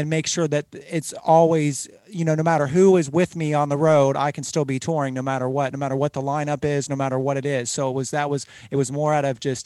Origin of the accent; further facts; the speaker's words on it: Cincinnati, Ohio, United States; growing up in Cincinnati